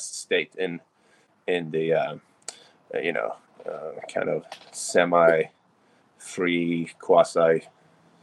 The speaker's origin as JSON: {"language": "English", "country": "Sweden", "tie": "born or raised there", "moved": "yes", "lives_now": "Florida, United States", "said": "I grew up in Sweden"}